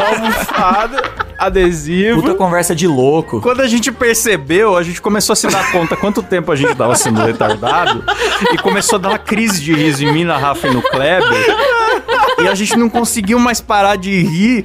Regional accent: Bauru, São Paulo, Brazil; Eu sou de Bauru

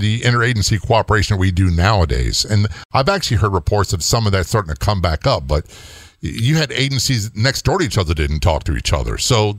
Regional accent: Norfolk, Virginia, United States; People don't realize, you know, I grew up in Norfolk, Virginia, big naval installations, there, a lot of military.

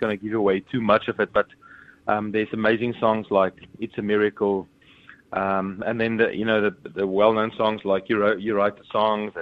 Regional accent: South Africa; I'm from South Africa

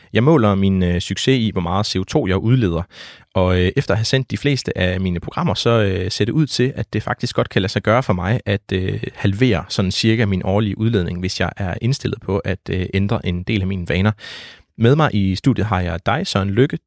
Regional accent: Denmark; hvor jeg voksede op ved Vesterhavet

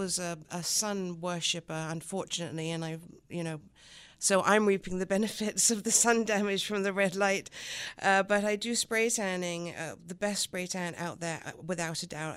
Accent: the Riviera, Provence-Alpes-Côte d'Azur, France; first language French; English is a second language; moved away as an adult; also born or lived in London / America / Los Angeles; now in Buffalo, United States; moved back to London, where my mother's from, and lived in London until I was about eight and a half. And then at eight and a half, we moved to the south of France, actually, on the Riviera

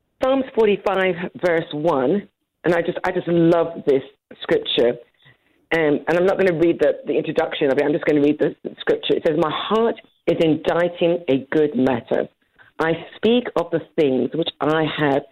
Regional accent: London, United Kingdom; moved away as an adult; now in Dallas-Fort Worth, United States; I was born and raised in London, married and had my children in London, and then we moved to the States just over 20 years ago

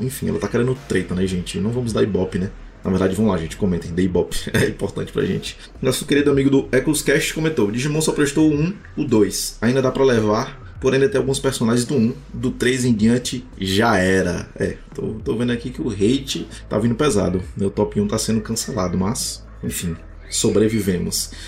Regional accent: Fortaleza, Ceará, Brazil; minha terrinha, Fortaleza, Ceará

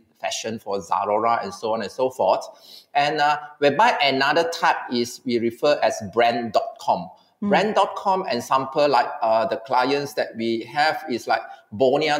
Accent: Malaysia; as a Malaysian

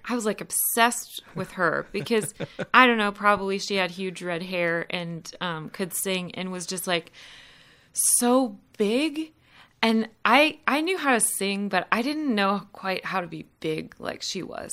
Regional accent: Columbus, Ohio, United States; moved away as an adult; now in Winston-Salem, United States; I'm originally from Columbus, Ohio

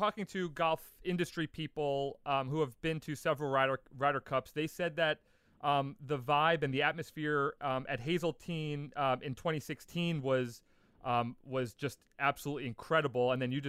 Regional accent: Long Island, New York, United States; moved away as an adult; now in California, United States; I grew up on Long Island, playing the black course for my whole life until I moved to California a couple of years ago.

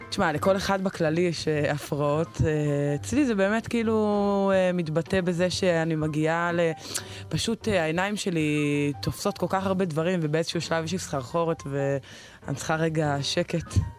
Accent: Mikhmoret, Central District, Israel; moved away as an adult; now in Shavei Zion, Israel; אני בסך הכל גדלתי במכמורת

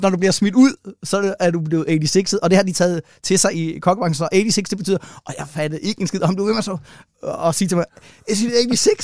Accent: Køge, Zealand, Denmark; moved away as an adult; also born or lived in Copenhagen; jeg er øh, opvokset i Køge, mm. øh, og så flyttede jeg til København, da jeg blev 18

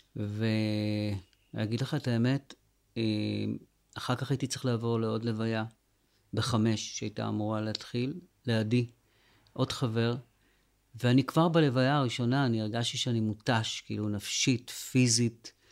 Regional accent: Sderot, Southern District, Israel; now in Netiv HaAsara, Israel; ובשדרות, אה, שזה ממש my hometown, כאילו זה עיר הולדתי

